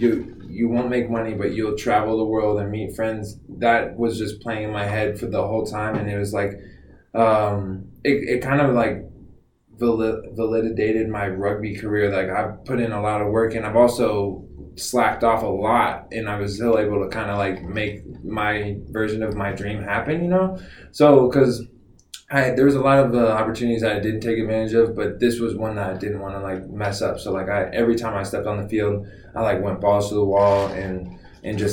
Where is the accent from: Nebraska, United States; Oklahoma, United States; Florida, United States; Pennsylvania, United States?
Florida, United States; moved away as an adult; also born or lived in North Carolina / Ohio; I'm a Southern boy. I'm from Florida